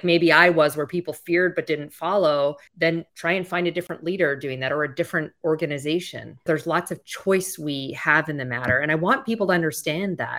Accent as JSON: {"language": "English", "country": "Canada", "moved": "yes", "said": "I'm originally from Canada"}